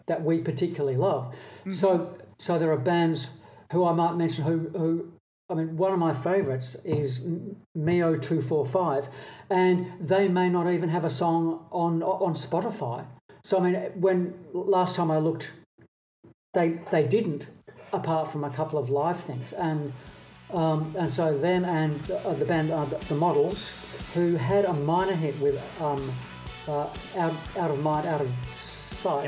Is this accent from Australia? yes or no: yes; Australia; growing up in Australia